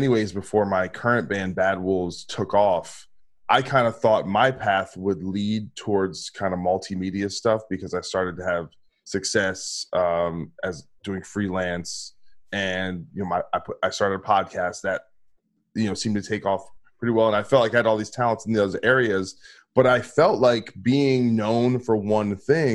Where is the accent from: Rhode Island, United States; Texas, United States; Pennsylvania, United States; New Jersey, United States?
New Jersey, United States; I'm from New Jersey